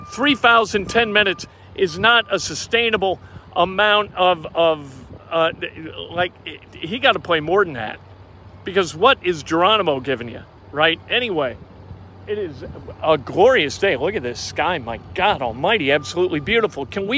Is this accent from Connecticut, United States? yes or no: no; Indiana, United States; We're from Indiana.